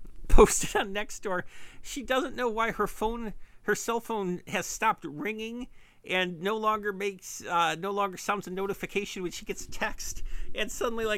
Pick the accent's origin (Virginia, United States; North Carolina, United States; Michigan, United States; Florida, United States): Michigan, United States; I'm from Michigan.